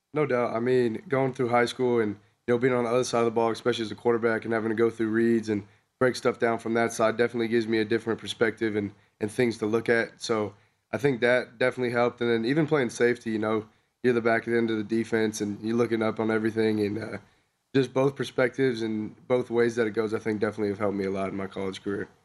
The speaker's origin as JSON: {"language": "English", "region": "Southern California", "country": "United States", "moved": "as an adult", "lives_now": "Wyoming, United States"}